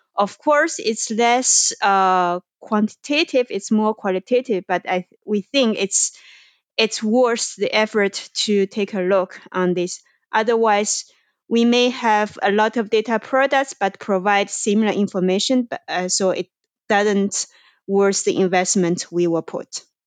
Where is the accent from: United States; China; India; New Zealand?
China; moved away; I am originally from China.